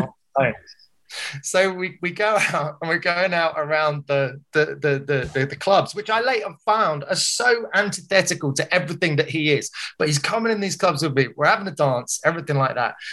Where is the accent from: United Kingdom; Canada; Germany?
United Kingdom; Surrey, South East England; moved away as an adult; also born or lived in Liverpool; I was from Surrey